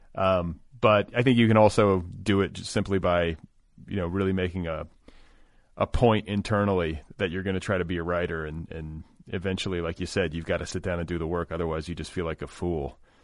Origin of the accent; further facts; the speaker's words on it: Indiana, United States; moved away as an adult; also born or lived in Wisconsin; I grew up in Indiana